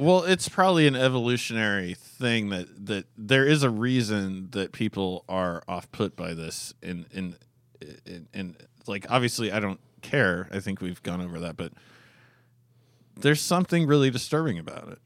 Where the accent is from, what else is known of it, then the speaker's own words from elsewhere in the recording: Alaska, United States; moved away; I grew up in Alaska where, eh, there's a fairly high crime rate